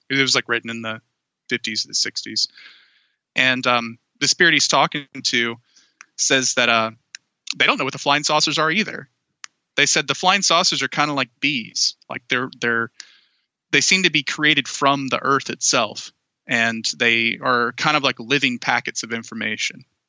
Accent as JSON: {"language": "English", "town": "Anniston", "region": "Alabama", "country": "United States", "moved": "yes", "said": "the town I came from was horribly polluted uh, for decades by the Monsanto Corporation"}